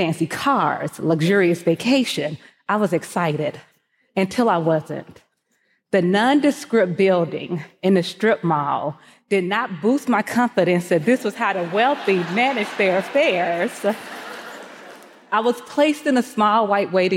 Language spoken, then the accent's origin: English; Mississippi, United States; Growing up in Mississippi, my family never talked about money.